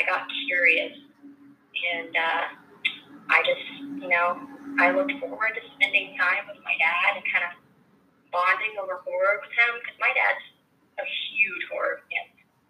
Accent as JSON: {"language": "English", "region": "Missouri", "country": "United States", "moved": "yes", "lives_now": "California, United States", "said": "I'm from Missouri, and I currently live in California"}